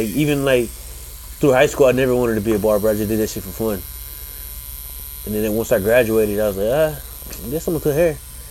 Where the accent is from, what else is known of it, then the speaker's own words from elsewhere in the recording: Somerville, Texas, United States; I'm from Somerville, Texas, and I'm a barber.